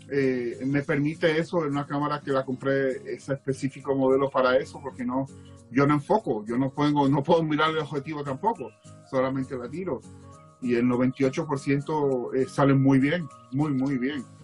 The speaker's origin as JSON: {"language": "Spanish", "country": "Dominican Republic", "tie": "born or raised there", "said": "Yo vengo de la República Dominicana, me crié en la República Dominicana, donde allí hay 80 grados"}